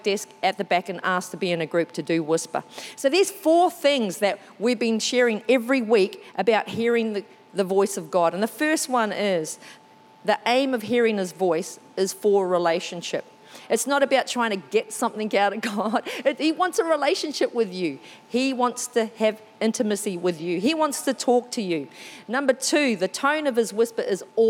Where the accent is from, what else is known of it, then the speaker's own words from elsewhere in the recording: New Zealand; first language English; moved away; I'm originally from New Zealand